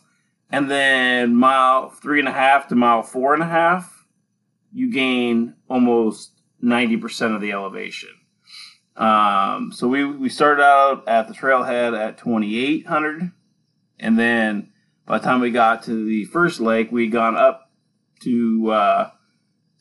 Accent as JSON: {"language": "English", "region": "Western Washington", "country": "United States", "tie": "born or raised there", "said": "growing up in Western Washington"}